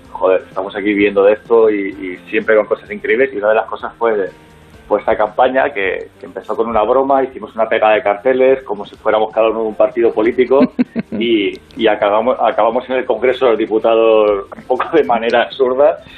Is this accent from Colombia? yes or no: no; Region of Murcia, Spain; lo mismo con, el AVE, que somos de Murcia